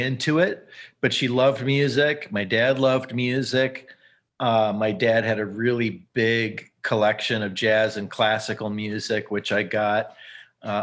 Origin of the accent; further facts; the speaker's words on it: St. Paul, Minnesota, United States; also born or lived in Bloomington, Indiana / Lexington, Kentucky / Moorhead, Minnesota; we moved to St. Paul when I was about six